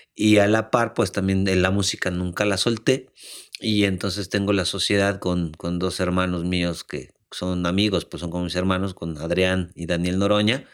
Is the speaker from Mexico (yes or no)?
yes; Mexico; moved away as an adult; also born or lived in Madrid / South Africa; todos nosotros como mexicanos